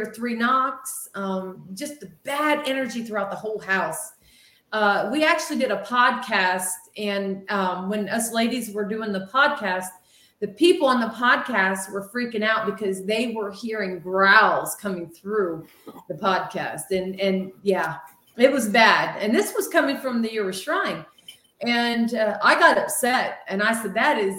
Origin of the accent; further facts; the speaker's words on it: Ohio, United States; We're from Ohio